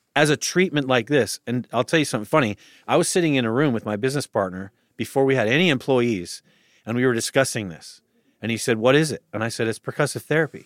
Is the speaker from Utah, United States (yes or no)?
yes; Utah, United States; also born or lived in Austin; now in Los Angeles, United States; I grew up in Utah, and I just bought a house in Austin